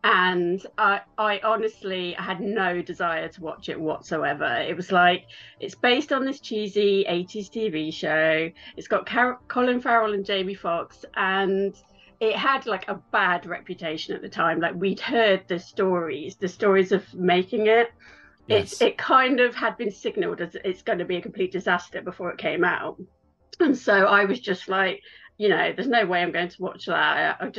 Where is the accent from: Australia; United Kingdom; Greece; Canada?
United Kingdom; West Midlands; now in Los Angeles, United States; So I'm from England, which you can probably tell. I'm from the Midlands in England, quite close to where Shakespeare is from. But I've lived in LA for over 6 years now.